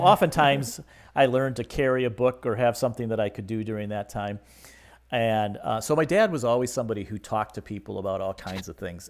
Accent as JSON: {"language": "English", "region": "Michigan", "country": "United States", "tie": "born or raised there", "said": "I grew up in Michigan"}